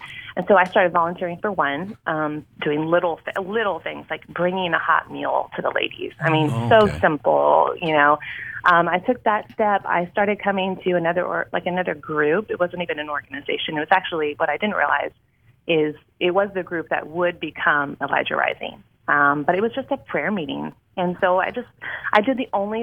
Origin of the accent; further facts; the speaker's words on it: Houston, Texas, United States; am not a native Texan, but I moved here when I was a child, so I consider myself one. I kind of grew up in the Houston Metroplex, here and there and everywhere